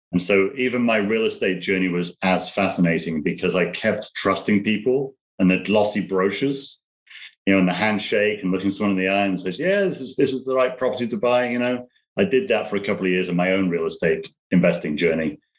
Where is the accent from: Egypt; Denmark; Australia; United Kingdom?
United Kingdom; moved away as an adult; now in United States; British, but I'm uh, living in the States now, dual citizen